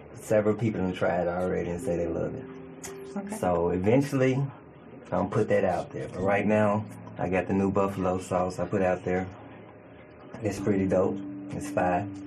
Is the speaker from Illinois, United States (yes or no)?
yes; Chicago, Illinois, United States; also born or lived in Mississippi; now in Memphis, United States; I am from Chicago, Illinois. Born and raised. Chicago, Illinois. Chi Town, Windy City